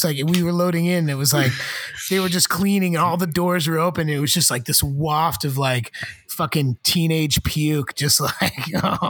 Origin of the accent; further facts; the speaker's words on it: Georgia, United States; I'm from Georgia.